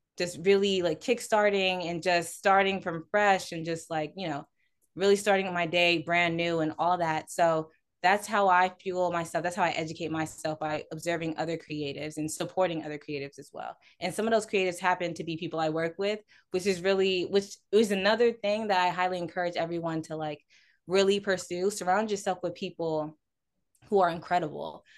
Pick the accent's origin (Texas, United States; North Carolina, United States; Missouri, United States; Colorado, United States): Texas, United States; Houston; I'm a Houston native, born and raised